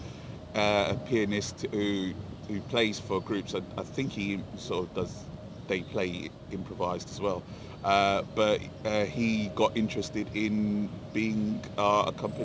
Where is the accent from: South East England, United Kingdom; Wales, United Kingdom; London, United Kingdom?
London, United Kingdom; I'm from Inner East London